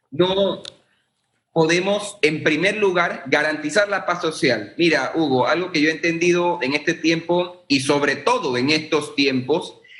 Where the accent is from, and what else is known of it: Panama